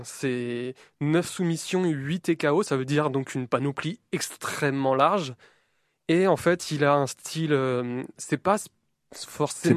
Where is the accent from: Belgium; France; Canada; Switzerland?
France; accent: French; mon accent français euh, bien dégueulasse